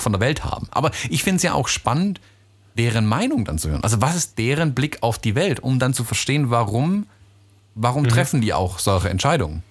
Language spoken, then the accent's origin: German; United States; now in Germany; in meine Heimat, in die USA